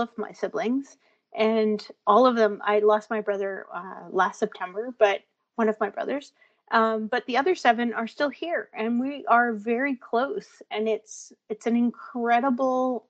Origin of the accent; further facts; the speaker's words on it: Thunder Bay, Ontario, Canada; moved away as an adult; Born and raised in Thunder Bay